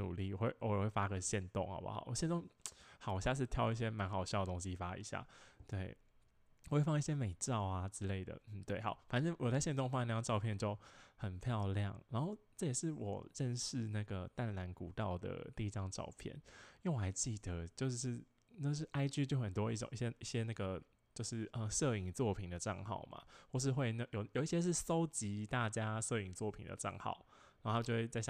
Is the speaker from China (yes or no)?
no; Taoyuan, Taiwan; 就是我我桃園，就我是桃園人，我是桃園老家旁邊的一座山，然後那個山真去過幾千幾百遍